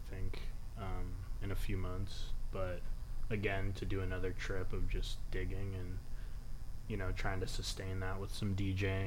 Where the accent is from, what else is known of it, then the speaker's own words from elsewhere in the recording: Albany, California, United States; I'm from the Bay Area, East Bay, a small town called Albany, next to Berkeley, California. Pretty much just growing up around records.